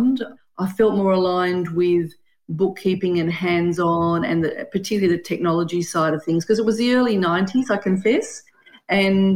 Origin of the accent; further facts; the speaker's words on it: Sydney, New South Wales, Australia; also born or lived in Brisbane, Australia; now in Canberra, Australia; I grew up in Sydney